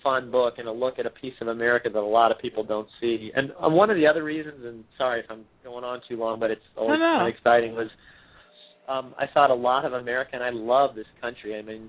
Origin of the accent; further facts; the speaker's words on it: East Coast, United States; now in California, United States; I mean, I grew up on the East Coast, so I knew the East Coast. We live in California now.